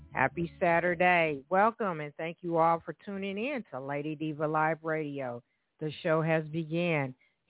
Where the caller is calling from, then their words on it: Evansville, Indiana, United States; Here I am … your host for today. I am calling from Evansville, Indiana